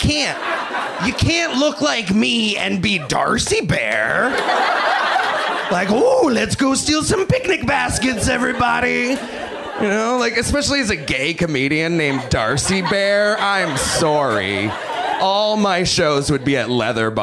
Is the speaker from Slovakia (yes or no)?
no; Canada; I'm Canadian